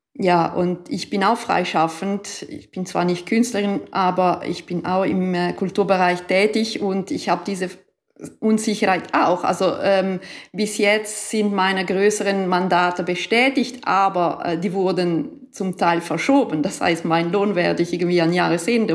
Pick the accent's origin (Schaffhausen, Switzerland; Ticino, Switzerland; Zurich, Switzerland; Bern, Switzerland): Ticino, Switzerland; also born or lived in Germany; ich bin auch aus dem Tessin